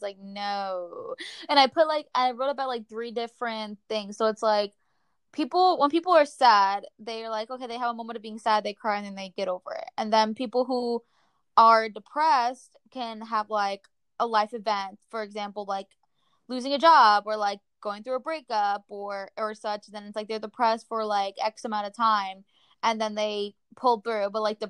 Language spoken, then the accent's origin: English; New Jersey, United States; now in Florida, United States; I also feel like when I moved from Jersey to Florida, even though it's still the US, I feel like I got a culture shock